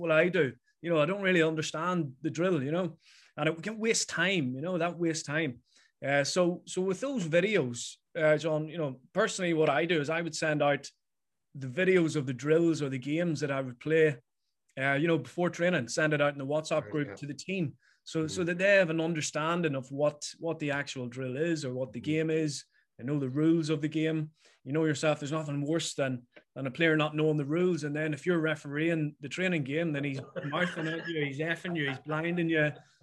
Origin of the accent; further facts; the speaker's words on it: Mayobridge, Northern Ireland, United Kingdom; growing up in the Bridge